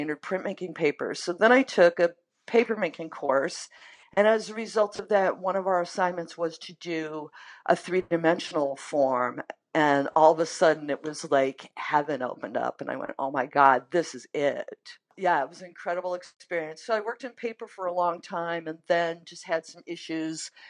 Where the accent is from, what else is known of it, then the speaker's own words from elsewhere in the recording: Maine, United States; now in Minneapolis, United States; I grew up in Maine